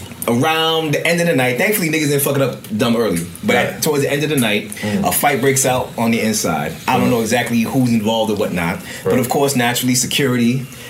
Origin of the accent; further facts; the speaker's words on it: Trinidad & Tobago; also born or lived in Venezuela; I'm Trinidadian and Venezuelan.